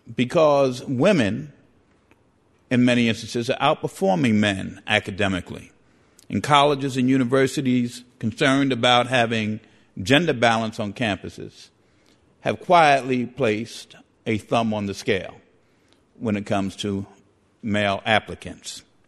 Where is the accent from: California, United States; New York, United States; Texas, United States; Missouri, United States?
New York, United States; New York City; I grew up in the Bronx